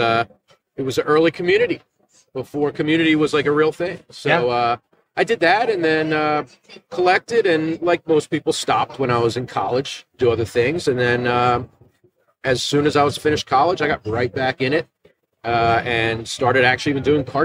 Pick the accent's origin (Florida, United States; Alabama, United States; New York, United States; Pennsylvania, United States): Pennsylvania, United States; right outside of Philadelphia; I'm not from Buffalo like you guys, but I'm from, you know, right outside of Philadelphia